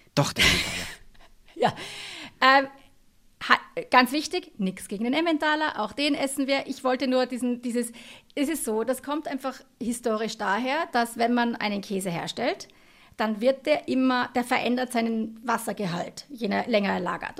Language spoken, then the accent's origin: German; Tyrol, Austria; ich bin aus Tirol